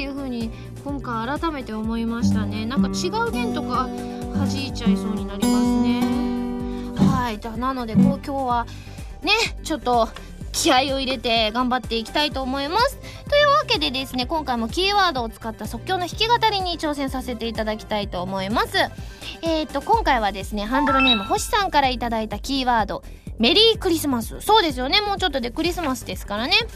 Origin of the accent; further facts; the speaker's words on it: Osaka, Japan; あのうちはあの大阪なので